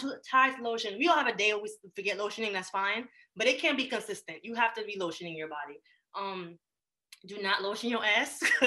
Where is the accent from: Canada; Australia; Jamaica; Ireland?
Jamaica; moved away; I grew up in Jamaica